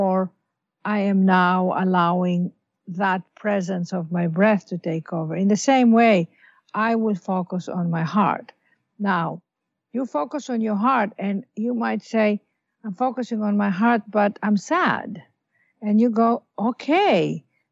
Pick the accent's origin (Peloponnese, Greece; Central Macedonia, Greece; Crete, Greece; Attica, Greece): Attica, Greece; Athens; also born or lived in London / Los Angeles / New York; now in New York and Los Angeles, United States; we were born and raised in Athens, Greece